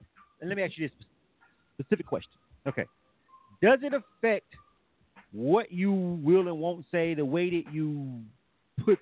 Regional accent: Florida, United States; I'm from Florida

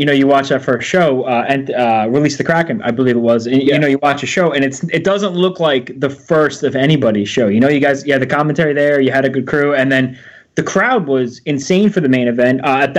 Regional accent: New York, United States; As in East Coaster, myself, I'm from Joe and I, we're both from New York.

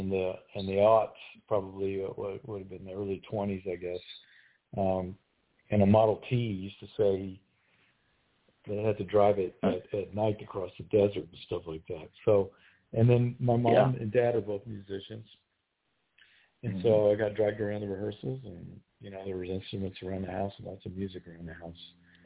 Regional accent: Shreveport, Louisiana, United States; I grew up in Shreveport, Louisiana.

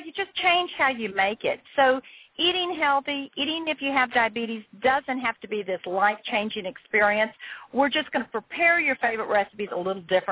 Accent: the South, United States; I'm from the South.

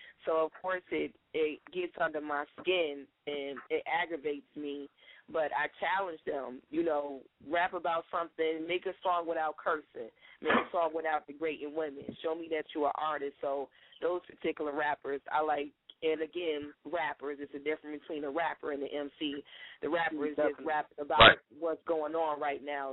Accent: Detroit, Michigan, United States; I'm from Detroit

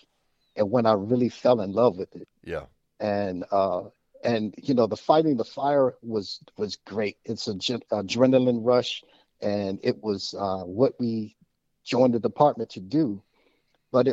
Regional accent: Washington, District of Columbia, United States; I grew up in Washington, D.C. I was born and raised in the city.

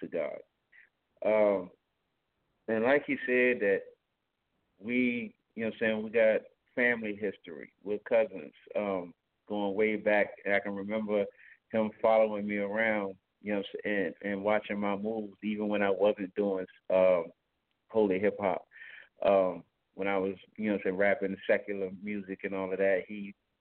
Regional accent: Newport News, Virginia, United States; I'm from Newport News, Virginia. I'm also a barber over here in Newport News, Virginia

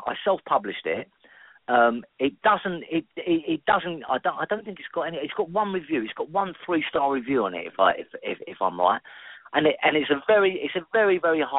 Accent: London, United Kingdom; I've always been a Londoner. I was born in London. I was born in South London. I spent a lot of time in North London. I now live back again in South London in Greenwich

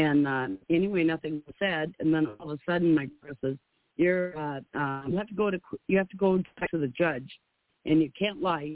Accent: Minnesota, United States; I'm from Minnesota

